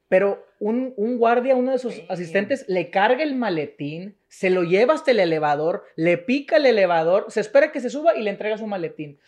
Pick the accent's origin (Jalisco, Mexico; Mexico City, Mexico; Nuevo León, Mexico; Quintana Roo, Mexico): Nuevo León, Mexico; Monterrey; also born or lived in Spain / United States; yo soy de Monterrey